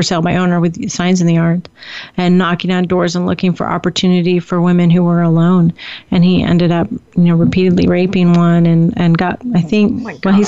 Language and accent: English; Indiana, United States; now in California, United States; we grew up in the Midwest in Indiana